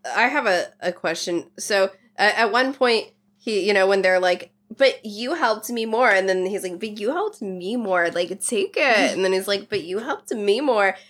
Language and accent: English; United States; we wouldn't never know that as American children